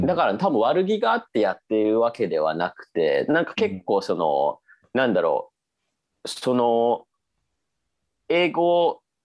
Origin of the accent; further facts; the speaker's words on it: Japan; 私が日本人